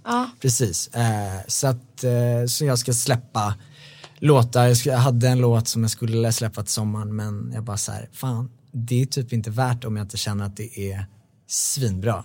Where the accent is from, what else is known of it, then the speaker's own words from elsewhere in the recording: Bålsta, Uppsala County, Sweden; now in Stockholm, Sweden; Jag är uppvuxen i Bålsta